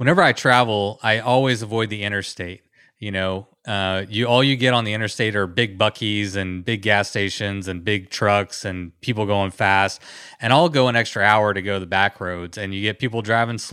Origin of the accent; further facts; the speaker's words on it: Texas, United States; I'm a Texan